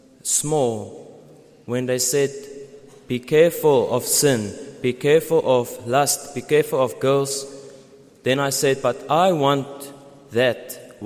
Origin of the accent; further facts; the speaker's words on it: Pretoria, Gauteng, South Africa; I come from Pretoria.